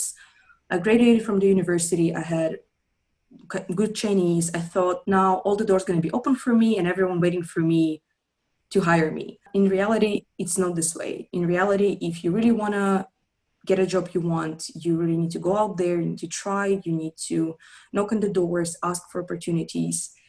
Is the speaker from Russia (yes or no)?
yes; Russia; moved away; I come from Russia